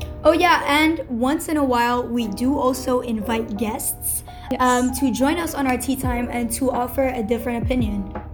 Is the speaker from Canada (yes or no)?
no; Nigeria; also born or lived in Lebanon; I'm originally from Lebanon, but I was raised in Nigeria.